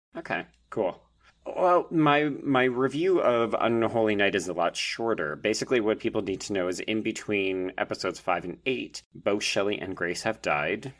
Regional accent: Canada; I'm a Canadian

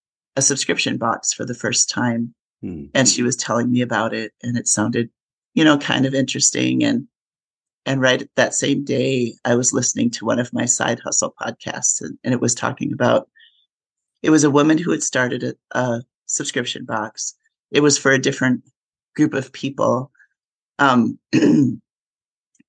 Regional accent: Minnesota, United States; moved away as an adult; also born or lived in upstate New York / Colorado / Texas; I grew up in Minnesota.

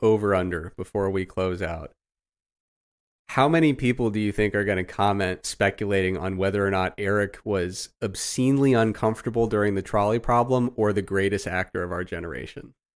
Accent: Midwest, United States; I grew up in the Midwest, man.

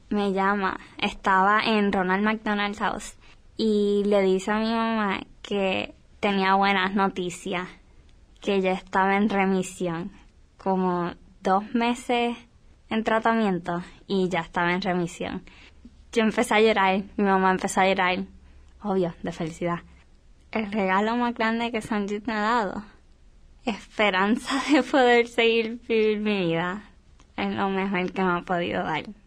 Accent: Puerto Rico

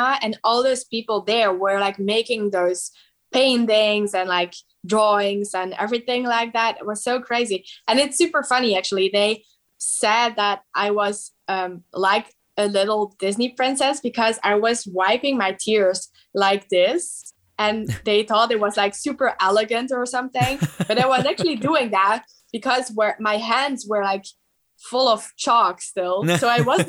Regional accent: Belgium; I'm from Belgium

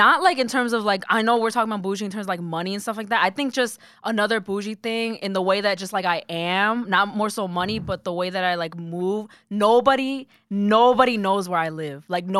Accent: New Jersey, United States; since I'm from Jersey

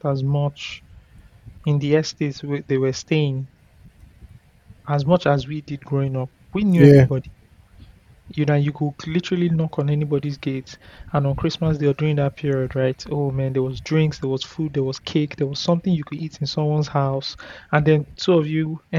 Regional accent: Ikeja, Lagos, Nigeria; growing up in Ikwaja

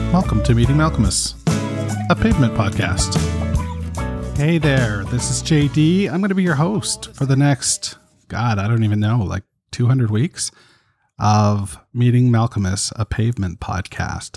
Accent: Toronto, Ontario, Canada; I'm from Toronto, Canada

